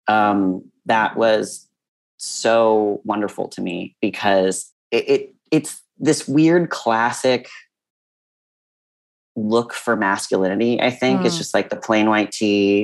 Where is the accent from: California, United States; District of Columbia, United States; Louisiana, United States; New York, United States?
California, United States; Monterey County; I grew up in Monterey County in California